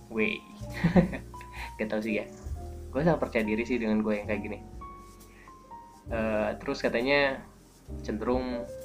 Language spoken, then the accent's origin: Indonesian; Bandung, West Java, Indonesia; uniknya gue ini orang Bandung tapi gue nggak tahu Bandung jadi kalau lo nanyain tentang Bandung jangan ke gue karena jelas gue akan bilang nggak tahu